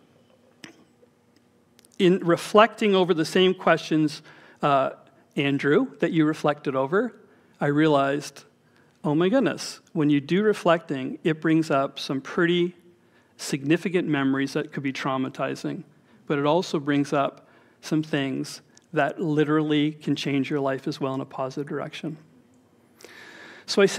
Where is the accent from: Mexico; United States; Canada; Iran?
Canada; Toronto, Ontario; We grew up in Scarborough